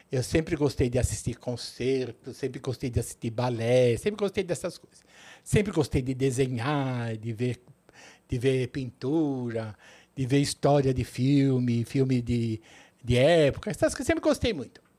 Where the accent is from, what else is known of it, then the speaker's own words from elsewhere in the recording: São Paulo, Brazil; born there; Em São Paulo.